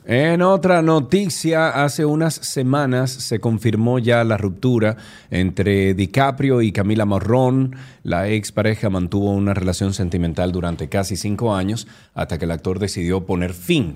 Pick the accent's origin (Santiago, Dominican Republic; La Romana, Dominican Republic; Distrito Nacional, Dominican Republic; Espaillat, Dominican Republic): Santiago, Dominican Republic; estamos usted y yo solos aquí, dos santiagueros